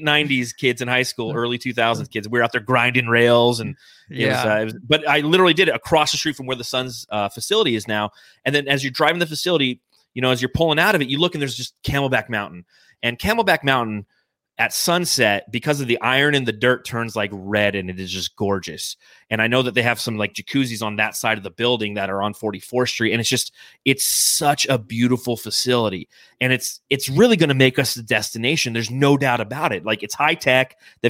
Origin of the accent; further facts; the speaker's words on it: Phoenix, Arizona, United States; the gravesite is very close to where I grew up in the Arcadia area in Phoenix.